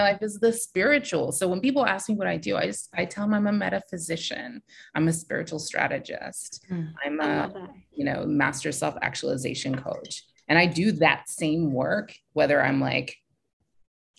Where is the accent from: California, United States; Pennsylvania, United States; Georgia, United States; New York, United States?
California, United States; Silicon Valley; I'm from Silicon Valley